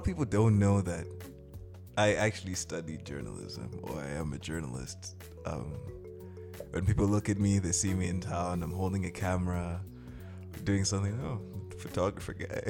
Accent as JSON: {"language": "English", "country": "Malawi", "tie": "born or raised there", "also_born_or_lived": "Zimbabwe", "said": "I grew up in Malawi mostly"}